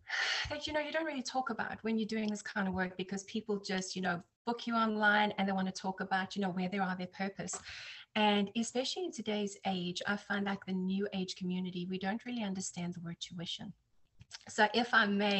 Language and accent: English; South Africa; also born or lived in United Kingdom / New Jersey, United States / Texas, United States; now in Florida, United States; I'm South African, and that's where I was born and raised